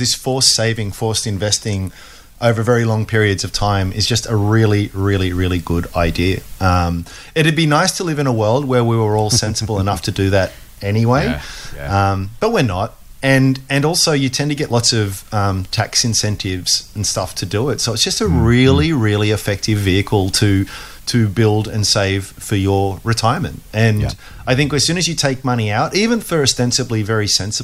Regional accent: Australia; as an Aussie

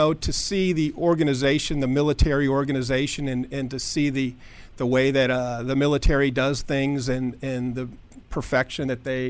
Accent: Tucson, Arizona, United States; Tucson, Arizona.

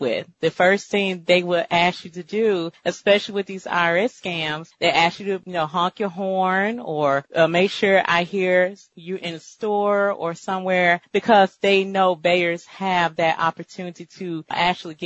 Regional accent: Deep South, United States; I am from the Deep South.

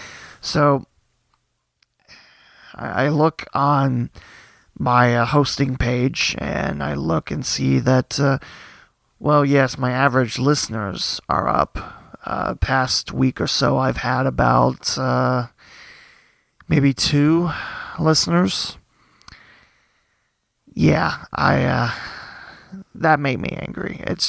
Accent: Twin Valley South, Ohio, United States; I know from my hometown, Twin Valley South, it'll be their second time in the playoffs

